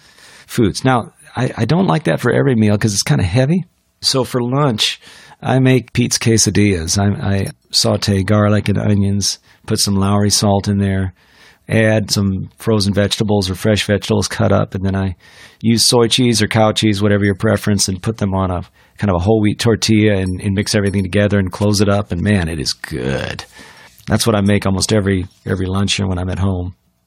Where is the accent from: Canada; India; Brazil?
India; Well, I grew up in India, so I love Indian food.